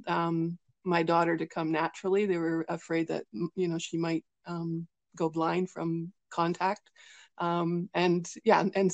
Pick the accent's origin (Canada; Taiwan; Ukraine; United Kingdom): Canada; British Columbia; I'm actually from British Columbia, Canada.